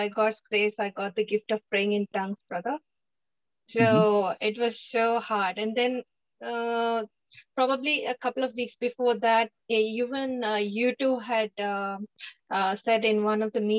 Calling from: Melbourne, Victoria, Australia; here from Melbourne.

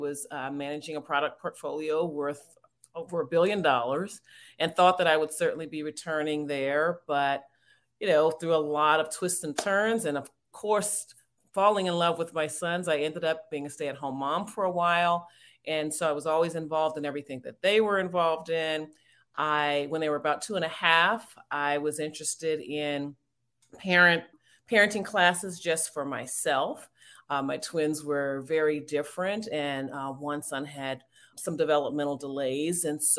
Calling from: Washington, District of Columbia, United States; I'm joining you from the Washington, D.C. area.

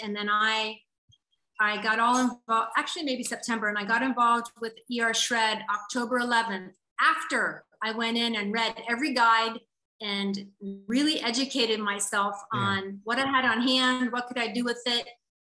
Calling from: Hawaii, United States; Hawaii, Hawaii.

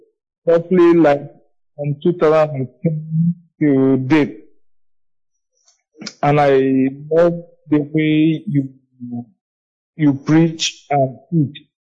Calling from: Otukpo, Benue, Nigeria; I'm calling from Benue State, Otukpo.

